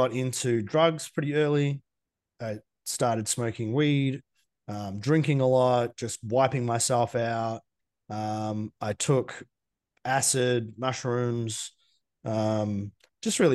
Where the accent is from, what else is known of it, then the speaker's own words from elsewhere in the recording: Geelong, Victoria, Australia; I grew up in Geelong, small town in Victoria.